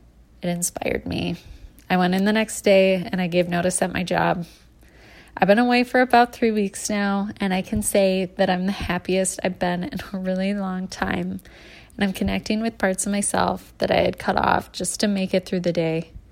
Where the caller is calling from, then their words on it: Wisconsin, United States; I'm calling from Wisconsin.